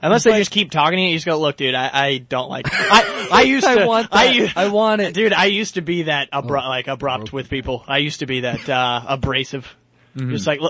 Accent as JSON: {"language": "English", "region": "the South", "country": "United States", "moved": "yes", "said": "I'm from the South."}